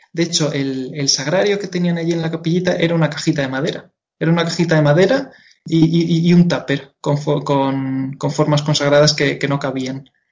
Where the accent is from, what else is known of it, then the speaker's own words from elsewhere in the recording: Madrid, Community of Madrid, Spain; yo soy de aquí de Madrid. Nací en Madrid y, y siempre, y siempre he estado en Madrid